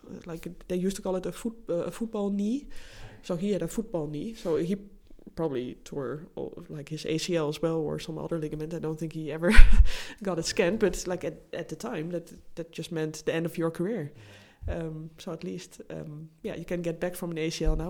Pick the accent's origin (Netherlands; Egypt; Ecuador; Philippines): Netherlands; English is a second language; moved away; my home country, the Netherlands